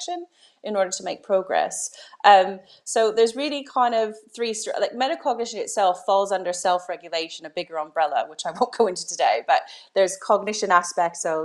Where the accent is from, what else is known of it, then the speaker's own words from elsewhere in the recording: Canada; moved away as an adult; now in United Kingdom; I'm originally from Canada, so I did all my teacher training in Canada